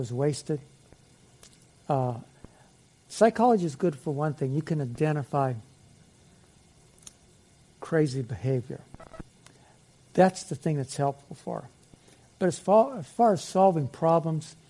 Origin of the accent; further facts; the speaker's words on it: Aliquippa, Pennsylvania, United States; I was raised in Aliquippa, Pennsylvania